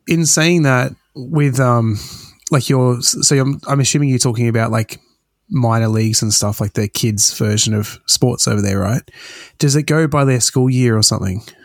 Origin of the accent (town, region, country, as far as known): Australia; born or raised there